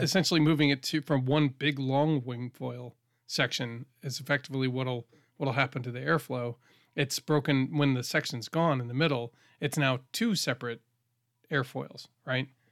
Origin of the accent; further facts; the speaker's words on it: New England, United States; I grew up in New England